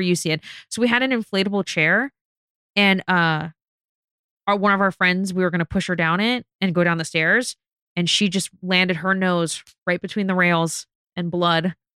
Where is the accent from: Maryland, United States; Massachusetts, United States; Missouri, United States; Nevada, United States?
Nevada, United States; Las Vegas; I'm from Vegas. I'm born and raised, but we live in Vegas